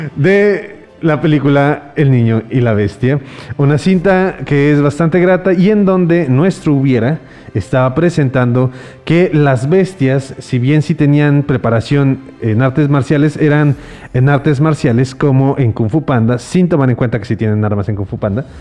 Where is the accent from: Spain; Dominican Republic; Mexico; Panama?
Mexico; como los mexicanos que decimos